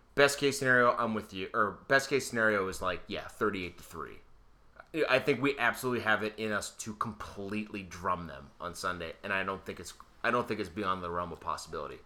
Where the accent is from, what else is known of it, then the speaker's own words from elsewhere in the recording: Erie, Pennsylvania, United States; I'm from Erie.